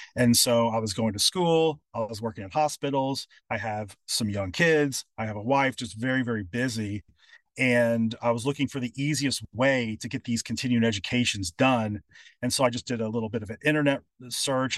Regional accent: Louisville, Kentucky, United States; moved away; also born or lived in California; moving back to my hometown, which is Louisville, Kentucky

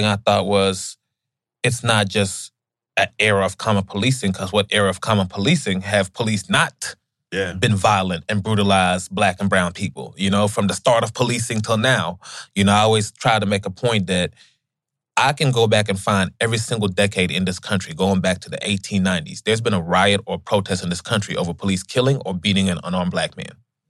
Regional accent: Gambia; even growing up in Gambia, West Africa, I remember from, I didn't even realize how poor we were, you know?

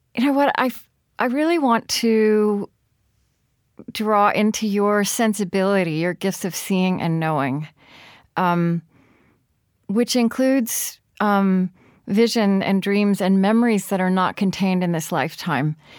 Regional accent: Shawnee, Oklahoma, United States; moved away; I grew up in Shawnee

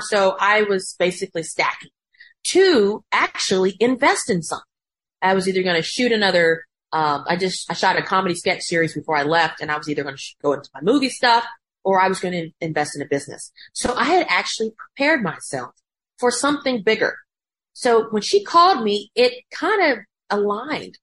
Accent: Macon, Georgia, United States; moved away; we grew up in Macon

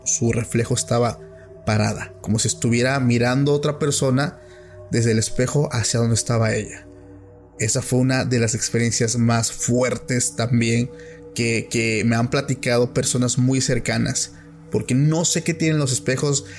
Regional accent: Oaxaca, Mexico; soy de Oaxaca

